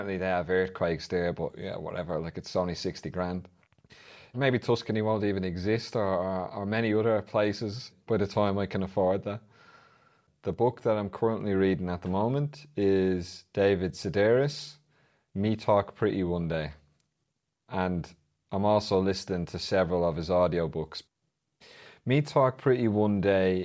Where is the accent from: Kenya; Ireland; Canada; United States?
Ireland; Dublin, Leinster; a poet from Dublin